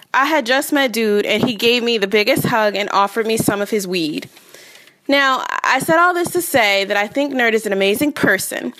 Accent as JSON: {"language": "English", "region": "Delaware", "country": "United States", "said": "I'm from Delaware."}